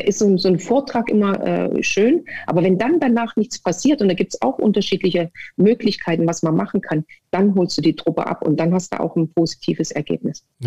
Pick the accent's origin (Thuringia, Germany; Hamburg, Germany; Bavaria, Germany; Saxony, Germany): Thuringia, Germany; Erfurt; also born or lived in Sömmerda; Ich bin geboren in Sommerbach und war in Erfurt an der Sportschule